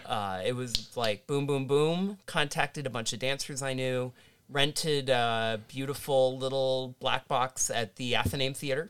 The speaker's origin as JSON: {"language": "English", "region": "Kansas", "country": "United States", "tie": "born or raised there", "moved": "yes", "lives_now": "Illinois, United States", "said": "my home state is Kansas"}